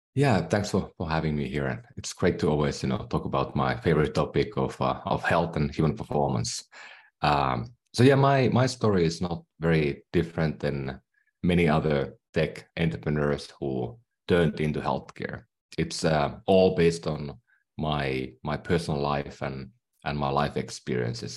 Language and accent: English; Finland; English is a second language; moved away; I'm from Finland, so that's why I speak maybe funny at times. I still have a accent.